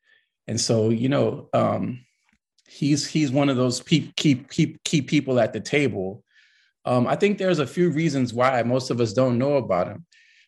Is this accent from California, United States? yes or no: yes; Los Angeles, California, United States; Yeah, so I'm a California kid. I'm from Los Angeles, to be more precise. And I kind of grew up in a really big family, tight-knit family.